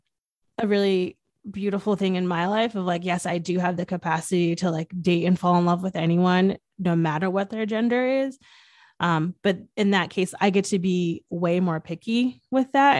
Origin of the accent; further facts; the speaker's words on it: Northeast, United States; I'm from the Northeast